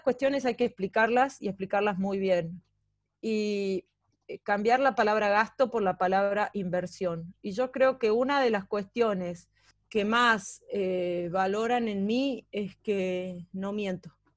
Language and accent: Spanish; Catamarca, Argentina; moved away; yo soy de Catamarca